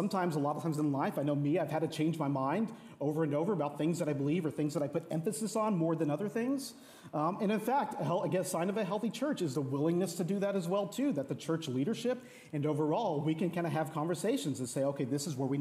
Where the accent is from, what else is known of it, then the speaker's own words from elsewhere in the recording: Texas, United States; now in Seattle, United States; I'm originally from Texas